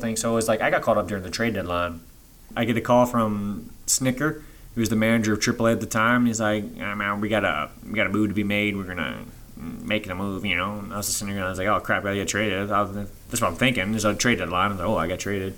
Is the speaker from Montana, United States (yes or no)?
no; Cincinnati, Ohio, United States; my hometown, Cincinnati